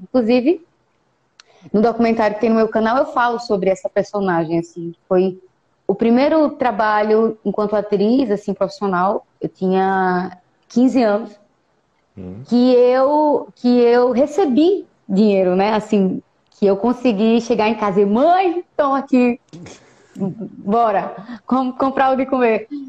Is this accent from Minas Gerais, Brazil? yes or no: no; interior of Pernambuco, Brazil; Eu sou ribeirinha, sertaneja, sou aqui do interior do estado de Pernambuco